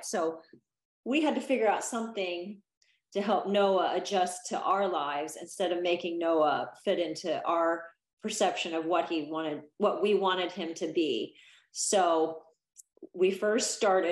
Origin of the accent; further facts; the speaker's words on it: Salina, Kansas, United States; moved away as an adult; also born or lived in San Diego; I was raised in Salina, Kansas